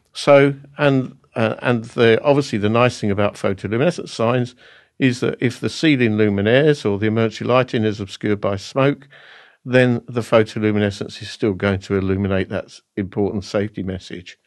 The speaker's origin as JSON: {"language": "English", "town": "Basildon", "region": "East of England", "country": "United Kingdom", "tie": "born or raised there", "said": "Basildon in Essex in my hometown"}